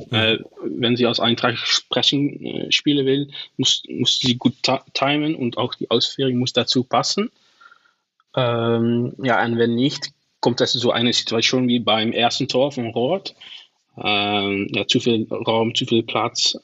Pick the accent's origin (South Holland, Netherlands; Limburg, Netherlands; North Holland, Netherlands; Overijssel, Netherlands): Limburg, Netherlands; Venlo; first language Dutch; German is a second language; ich komme aus Venlo, so das ist nicht so, so mhm. weit von der deutschen Grenze